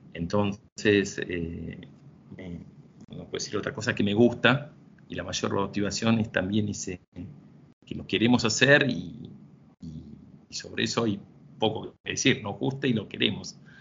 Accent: Argentina; somos ocho, ocho argentinos

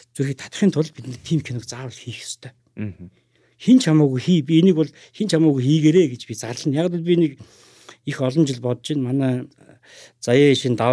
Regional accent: Ulaanbaatar, Mongolia; Би өөрөө Улаанбаатар хотод төрсөн.

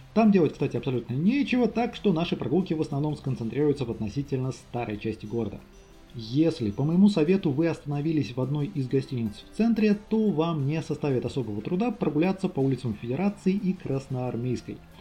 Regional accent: Ulyanovsk, Ulyanovsk Oblast, Russia; born or raised there

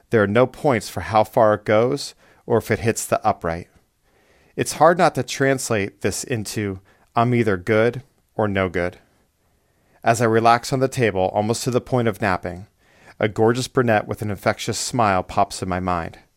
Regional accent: Erie, Pennsylvania, United States; Growing up, I kicked for hours at a nearby dirt field in my hometown of Erie, Pennsylvania, until the sun went down.

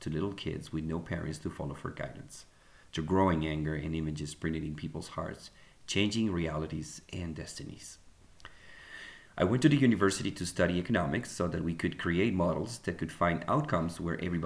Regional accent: Colombia; moved away as an adult; also born or lived in Egypt / Bogota; now in United States; I was born and raised in Colombia, lived in Egypt, and now living in the US.

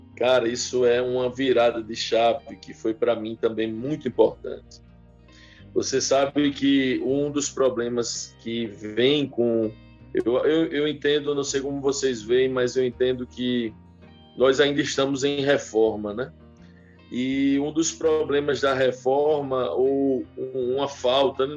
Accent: Paraíba, Brazil; now in Dias d'Ávila, Brazil; Sou paraibano, engenheiro de produção de formação

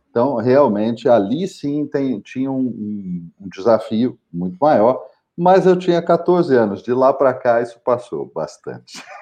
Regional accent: São José dos Campos, São Paulo, Brazil; a praça central da minha cidade natal, que é São José dos Campos

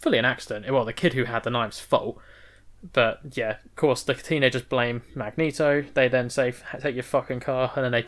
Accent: Manchester, North West England, United Kingdom; we're from Manchester.

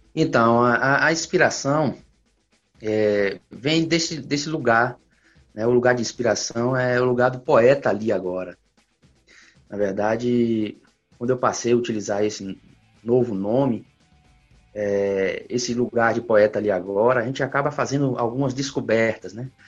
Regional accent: Vitória da Conquista, Bahia, Brazil; eu sou de Vitória da Conquista

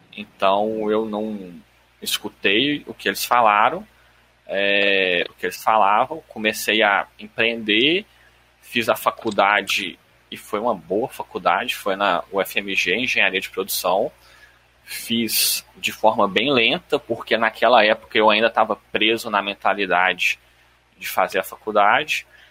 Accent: Belo Horizonte, Minas Gerais, Brazil; Eu sou de BH, mineiro, raiz

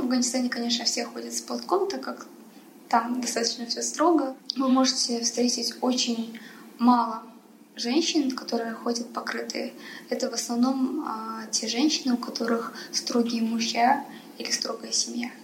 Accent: Almaty, Kazakhstan; also born or lived in Pakistan / Afghanistan; Казахстан является моей второй родиной. Я здесь выросла

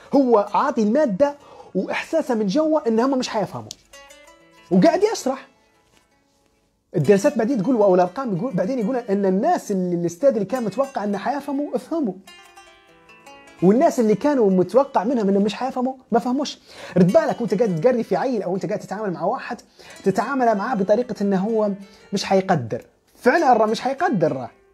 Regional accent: Libya; نحن ليبيين

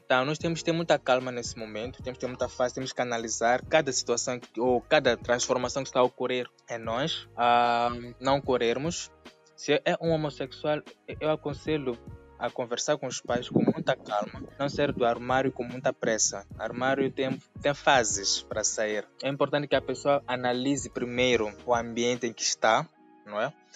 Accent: Mozambique; sou moçambicano, sou drag queen

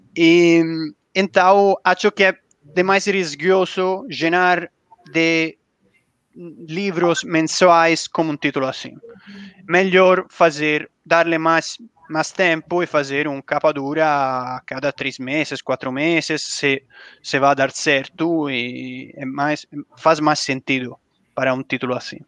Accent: Italy; Portuguese is a second language; now in Brazil; Como, como italiano

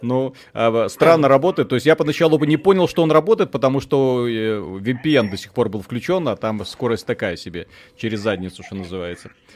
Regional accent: Belarus; как и все белорусы, днем работаем, честно, законопослушно

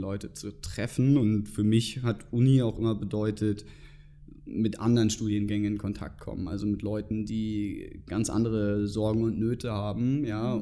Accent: Germany; moved away as an adult; now in Munich, Germany; ich komme ursprünglich aus der Nähe von Hamburg

